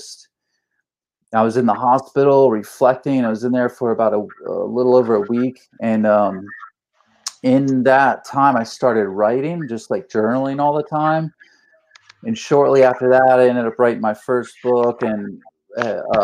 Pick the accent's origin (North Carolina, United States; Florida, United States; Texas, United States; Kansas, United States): Florida, United States; St. Petersburg; also born or lived in Jacksonville; I grew up in St. Pete and started skateboarding in 1988.